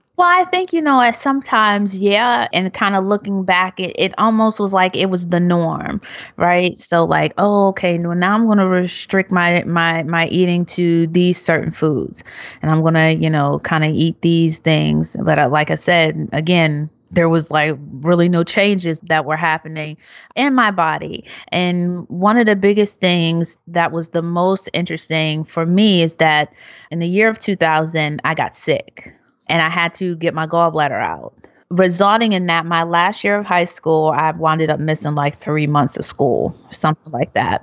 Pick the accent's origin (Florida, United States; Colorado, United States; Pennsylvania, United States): Pennsylvania, United States; Philadelphia; growing up being happy, and I'm from Philadelphia